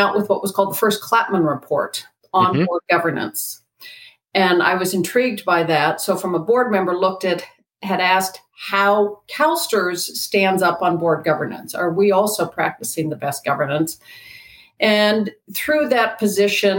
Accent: Colorado, United States; moved away as an adult; also born or lived in Washington, D.C.; I was raised in Colorado, went to school there

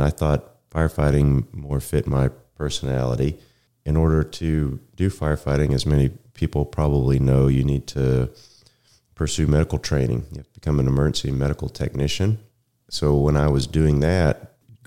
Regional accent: Denton, Texas, United States; also born or lived in Rockwall, Texas; I'm from the area. I grew up in Denton.

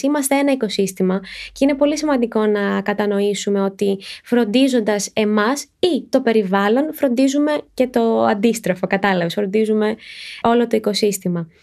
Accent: Athens, Attica, Greece; Γεννήθηκα και μεγάλωσα στην Αθήνα

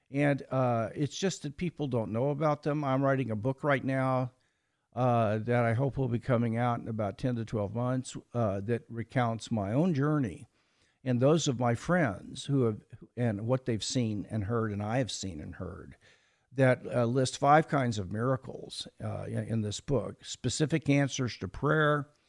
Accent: Kansas City, Missouri, United States; born there; Well, I was born in Kansas City, Missouri, and attended a mildly liberal Methodist church as a boy.

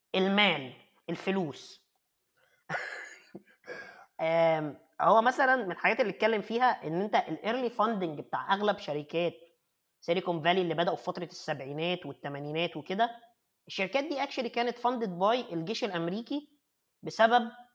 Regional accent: Egypt; moved away as an adult; now in Germany; وأنا نفسي طالع من مصر، أنا يعني ما، ما اتولدتش هنا.

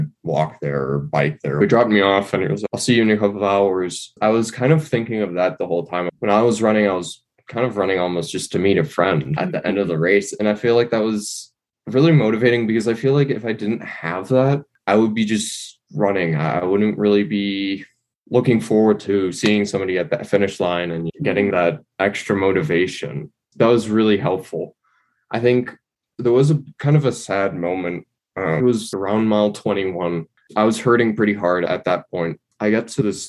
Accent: New York City, New York, United States; moved away as an adult; now in Boulder, United States; I'm from New York City, but I'm living in Boulder right now because, of course, I'm studying

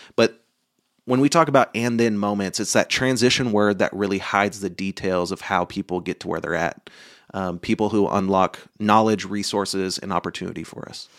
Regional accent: Oklahoma, United States; I grew up in Oklahoma and then went to college.

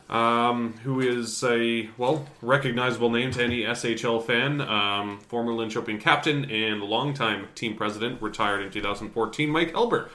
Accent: Surrey, British Columbia, Canada; moved away; my hometown team of the Surrey Eagles

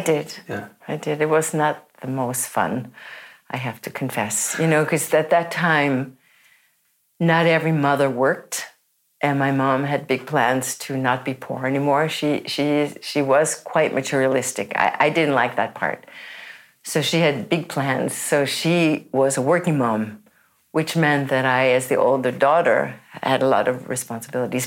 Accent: New York City, New York, United States; moved away as an adult; also born or lived in San Francisco / Holland; now in Oslo, Norway; I grew up in New York City

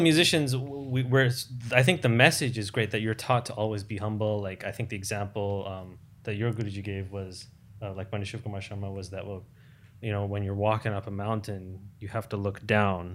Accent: United States; growing up in America

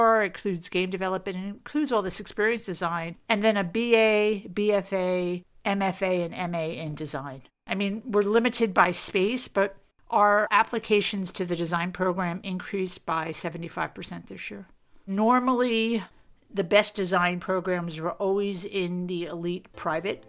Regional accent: New York City, New York, United States; moved away as an adult; also born or lived in Boston; now in Austin, United States; I'm originally from New York City. I grew up in Queens, New York, many years ago.

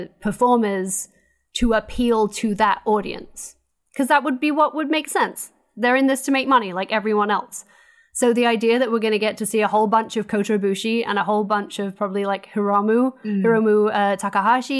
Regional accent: United States; I'm American

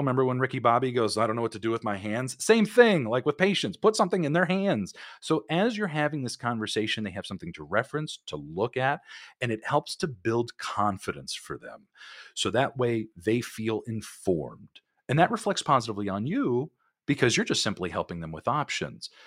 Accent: California, United States; I'm from California. I grew up here

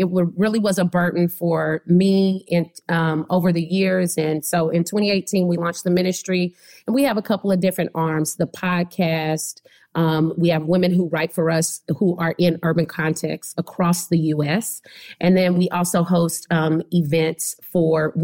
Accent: Oklahoma, United States; now in Cleveland, United States; I'm from Oklahoma.

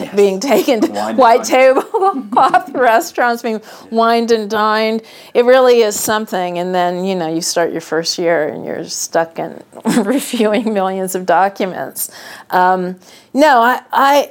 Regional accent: West Coast, United States; moved away; growing up on the West Coast, living half the year on the East Coast, and actually many years full-time on the East Coast

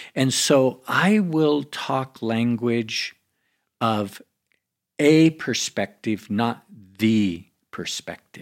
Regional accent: United States; I come from America.

